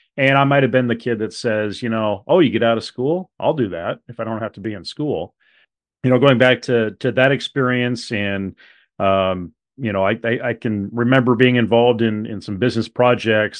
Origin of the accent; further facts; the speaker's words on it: Webster City, Iowa, United States; growing up in Webster City, Iowa, uh, at that high school